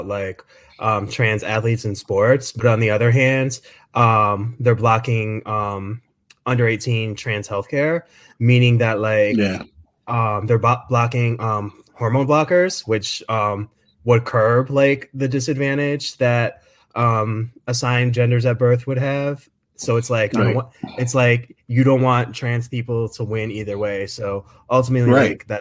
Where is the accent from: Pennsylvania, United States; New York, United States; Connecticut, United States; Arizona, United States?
Connecticut, United States; I'm from Connecticut. Oh yeah, we're both from Connecticut.